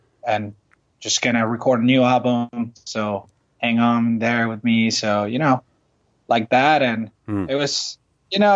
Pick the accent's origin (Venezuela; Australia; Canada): Venezuela; English is a second language; moved away as an adult; now in Los Angeles, United States; from Venezuela. I just moved here with my band